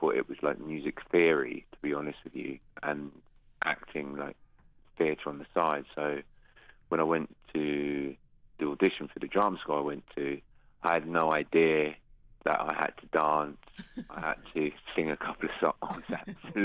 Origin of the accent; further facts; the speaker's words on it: London, United Kingdom; I'm a filmmaker from London.